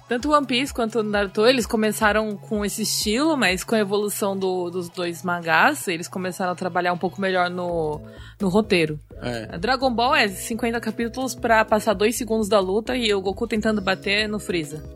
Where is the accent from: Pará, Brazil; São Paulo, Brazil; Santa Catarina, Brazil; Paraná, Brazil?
São Paulo, Brazil; moved away as an adult; now in Japan; Eu sou de São Paulo